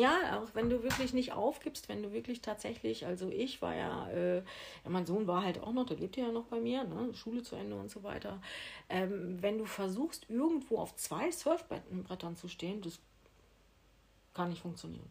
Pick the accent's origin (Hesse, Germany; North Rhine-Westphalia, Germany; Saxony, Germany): North Rhine-Westphalia, Germany; Ibbenbüren; moved away as an adult; now in Mallorca, Spain; in Ibbenbüren, in meiner Geburtsstadt. Ich komme aus Ibbenbüren